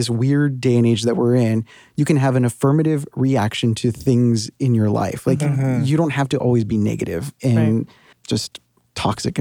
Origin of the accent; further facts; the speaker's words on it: United States; moved away as an adult; now in New York, United States; I can speak about border life because that's been my life for 30 years now. Even though I haven't lived there for 8 years